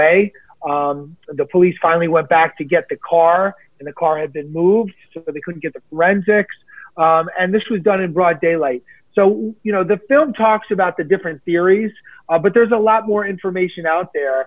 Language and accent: English; New York City, New York, United States; I'm born and raised in New York City